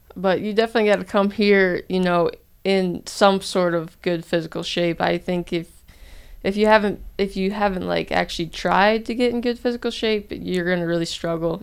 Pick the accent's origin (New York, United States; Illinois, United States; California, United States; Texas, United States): Illinois, United States; Geneseo; moved away as an adult; now in Trenton, Georgia, United States; I'm from Geneseo, Illinois